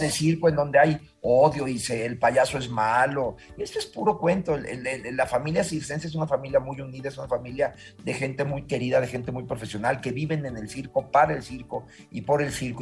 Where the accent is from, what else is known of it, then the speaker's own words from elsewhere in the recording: Mexico; México es mi país, lo amo y soy feliz de trabajar en mi país